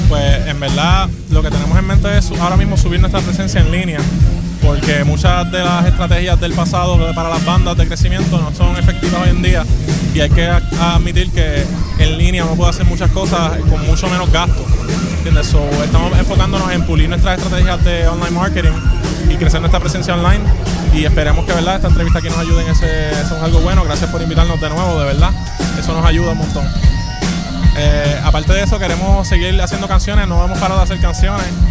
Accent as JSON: {"language": "Spanish", "region": "the West of Puerto Rico", "country": "Puerto Rico", "said": "Yo soy nosotros somos del West. Aguadilla, ah, Moca, Rincón"}